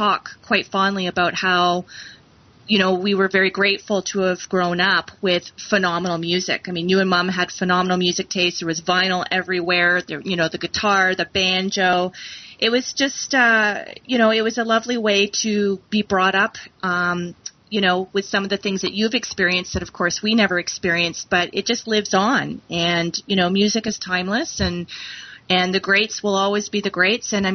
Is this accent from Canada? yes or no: yes; Dundas, Ontario, Canada; many of the people that we grew up with here in Dundas